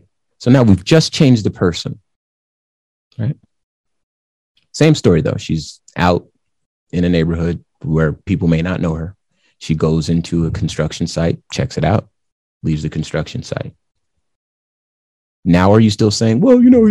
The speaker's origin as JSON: {"language": "English", "region": "the Southwest of the United States", "country": "United States", "tie": "born or raised there", "said": "growing up in the Southwest of the United States"}